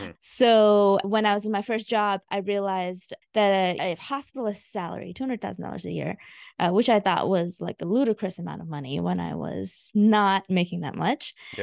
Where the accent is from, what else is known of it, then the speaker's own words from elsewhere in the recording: India; moved away; also born or lived in Augusta, United States; I am a first generation immigrant. I moved from India back in 1995 straight to Augusta, Georgia.